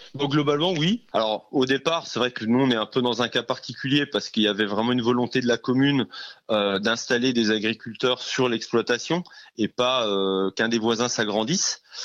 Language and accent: French; Jura, Bourgogne-Franche-Comté, France; moved away; je viens du Jura, donc un euh, environnement un peu plus champêtre